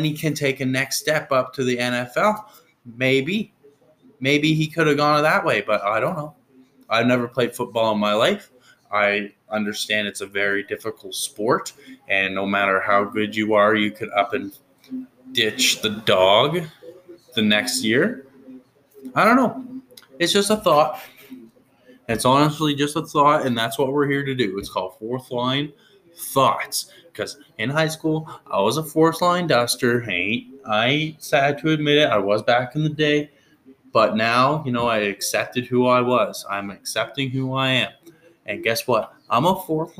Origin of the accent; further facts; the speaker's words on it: New Brunswick, Canada; I grew up in New Brunswick